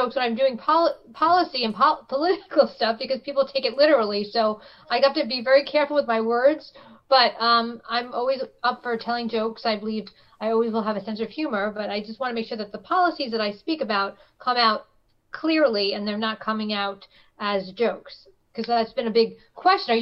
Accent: New York City, New York, United States; I grew up in Brooklyn. I was born and raised here

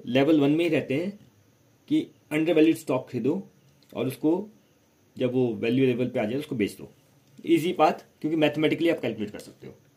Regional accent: India; मैं इंडियन हूँ इंडिया से बाहर गया ही नहीं कभी

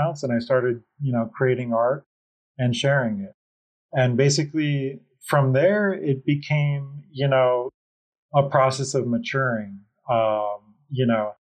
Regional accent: Miami, Florida, United States; I am from Miami, Florida

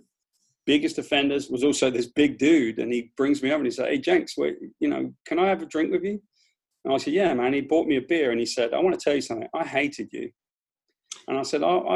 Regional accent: United Kingdom; accent: British; moved away as an adult; now in United States; I just grew up on the bottom end of the class system there

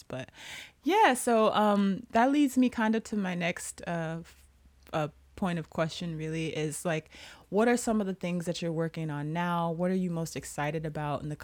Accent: United States; we are American and we've been there forever

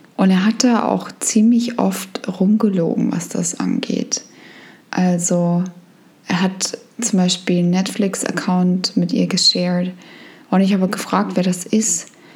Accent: Germany; wir kommen in Deutschland aus dem Land, wo das Thema wahnsinnig groß ist

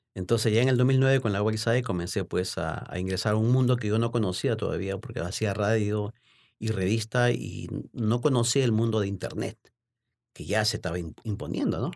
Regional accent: Lima, Peru; moved away as an adult; also born or lived in Baltimore, United States; now in United States; me inicié como periodista deportivo en, en mi país, en Lima, Perú.

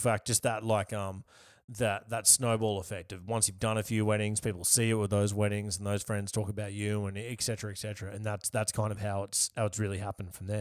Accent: Yarra Valley, Victoria, Australia; also born or lived in Melbourne; I'm from the Yarra Valley

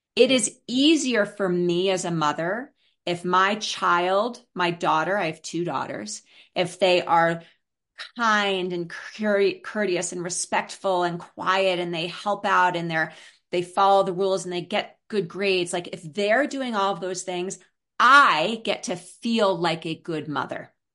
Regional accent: New York City, New York, United States; I grew up in New York City in Brooklyn

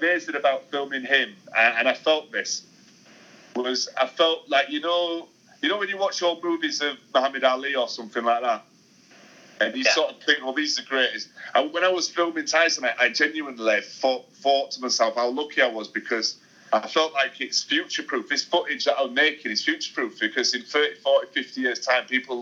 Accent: United Kingdom; as a British lad

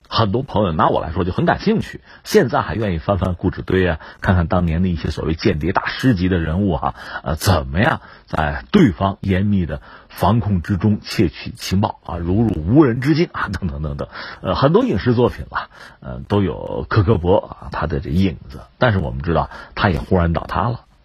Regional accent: China; 我们中国人

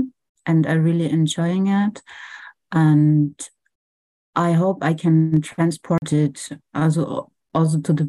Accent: Franconia, Bavaria, Germany; now in Berlin, Germany; I grew up in Bavaria, in the north part. It's called Franconia.

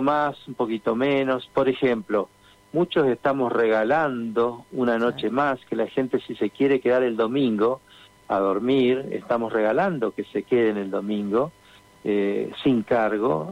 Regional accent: Santa Fe, Argentina; en caso de mi familia hace ya 28 años, me preguntaban, pero ¿qué va a hacer alguien en Santa Fe?

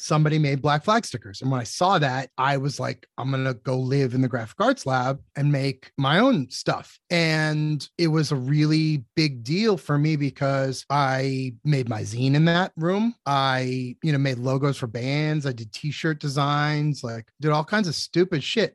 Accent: Methuen, Massachusetts, United States; also born or lived in Lawrence, Massachusetts / Mission Hill, Boston; now in Dracut, United States; I was born in Methuen, technically, and then I lived in Lawrence for a couple years until I was, like, first grade, and then I moved to Methuen

